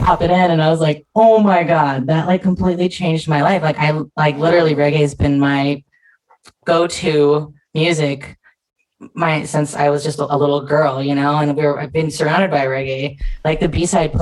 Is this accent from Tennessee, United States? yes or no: no; San Diego, California, United States; I'm born and raised in San Diego